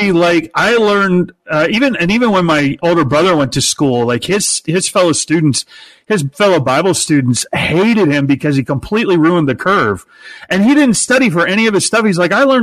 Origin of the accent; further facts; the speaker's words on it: Peoria, Illinois, United States; I was born in Peoria, Illinois, the hometown of Richard Pryor